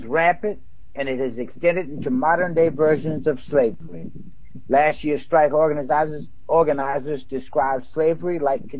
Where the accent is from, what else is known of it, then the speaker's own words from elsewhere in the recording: Oklahoma, United States; Oklahoma, which is my home state